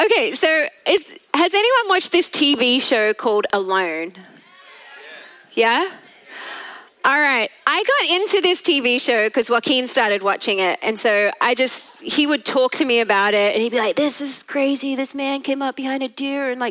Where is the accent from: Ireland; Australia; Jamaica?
Australia; now in Texas, United States; I am Australian at heart